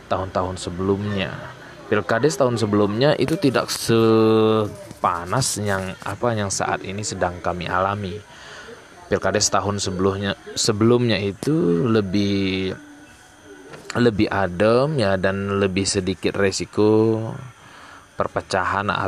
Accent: Aceh, Indonesia; terutama di kabupaten saya Aceh Tenggara. Nah, jadi di tempat saya saat sekarang ini sedang dilaksanakan sebuah pesta demokrasi ya

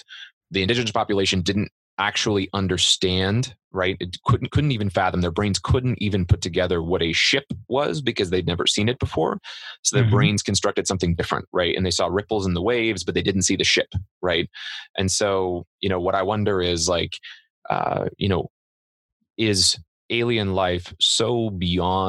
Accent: Central Illinois, United States; moved away; I grew up in Central Illinois. I grew up in a 1,000-person town and with cornfields on every side.

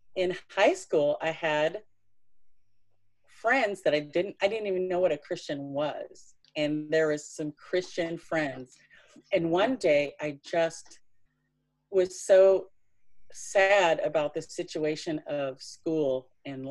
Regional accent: Tennessee, United States; I was born in Tennessee

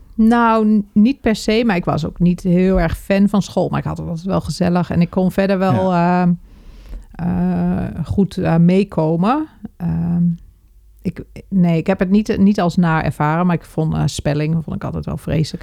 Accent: IJsselmuiden, Overijssel, Netherlands; moved away as an adult; also born or lived in Zwolle; Ik ben in IJsselmuiden geboren, dat is gemeente Kampen.

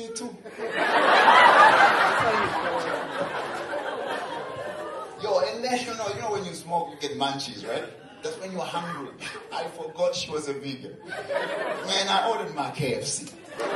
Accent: Tanzania; I'm from Tanzania. We have the highest mountain, Kilimanjaro

